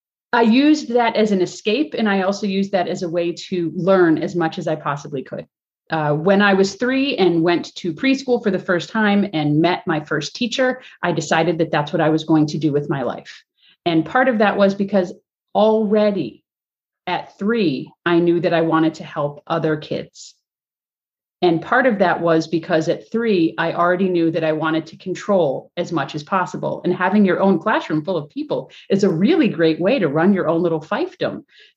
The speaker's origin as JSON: {"language": "English", "town": "Springfield", "region": "Massachusetts", "country": "United States", "tie": "born there", "said": "Now, I was born in Springfield, Massachusetts in 1979."}